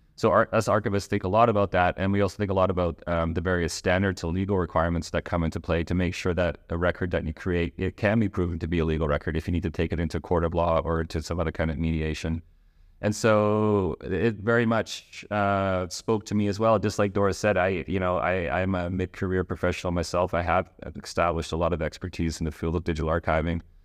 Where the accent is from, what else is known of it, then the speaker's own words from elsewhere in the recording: Netherlands; moved away; also born or lived in Canada; I'm Dutch Canadian. I grew up in Holland